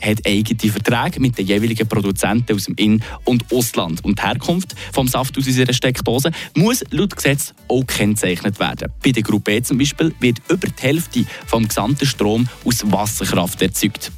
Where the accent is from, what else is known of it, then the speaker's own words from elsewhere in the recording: Switzerland; hier bei uns in der Schweiz